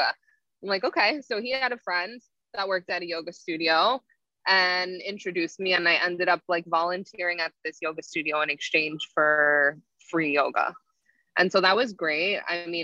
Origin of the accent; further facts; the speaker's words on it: Cliffwood Beach, New Jersey, United States; I grew up in Cliffwood Beach, New Jersey. So it's a central Jersey